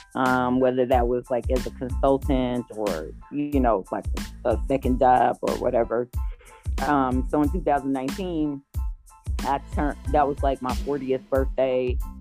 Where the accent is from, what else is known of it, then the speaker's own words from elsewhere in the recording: Gary, Indiana, United States; I'm originally from Gary, Indiana. I still live in Northwest Indiana